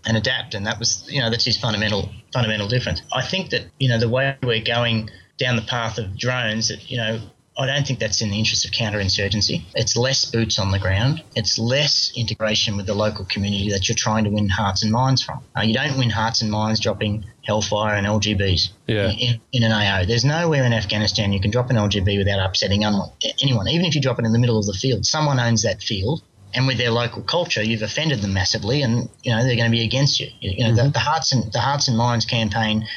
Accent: Australia; as an Australian citizen

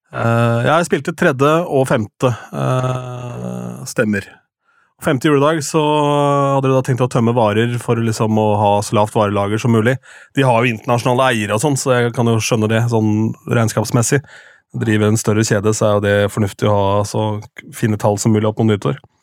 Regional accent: Askim, Østfold, Norway; hjemme i Askim

